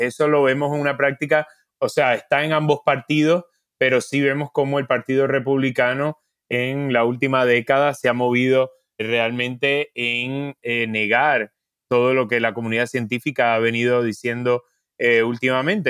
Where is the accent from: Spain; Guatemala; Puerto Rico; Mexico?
Puerto Rico; yo por ejemplo soy de Puerto Rico